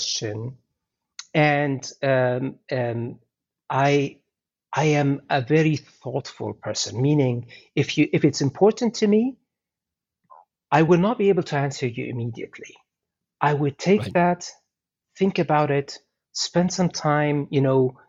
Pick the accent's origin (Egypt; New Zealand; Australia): Egypt; moved away as an adult; now in Canada; I'm originally from Egypt as well, right? So I came to Canada 25, 26 years ago, even more actually, 27 years ago now